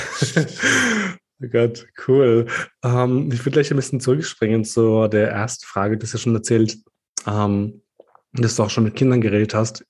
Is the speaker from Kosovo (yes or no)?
yes; Kosovo; now in Austria; als Albaner aus dem Kosovo